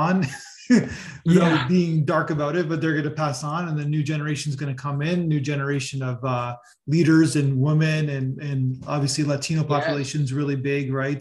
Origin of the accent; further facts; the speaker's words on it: Canada; I'm Canadian